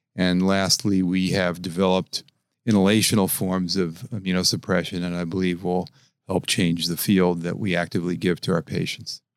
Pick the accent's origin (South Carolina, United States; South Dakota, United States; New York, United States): New York, United States; New York City; moved away as an adult; I was born in New York, in Brooklyn, and um, you know I, I, left 30 years ago to learn transplant.